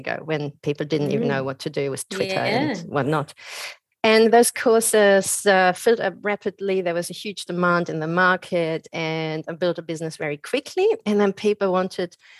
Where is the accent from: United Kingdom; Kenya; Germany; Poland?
Germany; moved away as an adult; also born or lived in Australia; now in Byron Bay, Australia; I'm originally from Germany